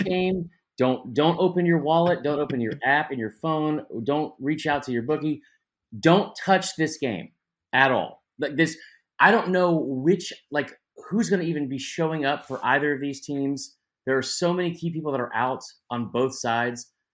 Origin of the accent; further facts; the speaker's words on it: Atlanta, Georgia, United States; born and raised in Atlanta